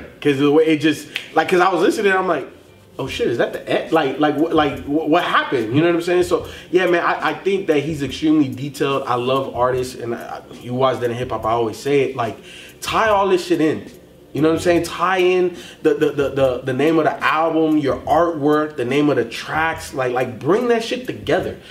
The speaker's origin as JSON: {"language": "English", "town": "Chicago", "region": "Illinois", "country": "United States", "tie": "born or raised there", "said": "I was born in Chicago"}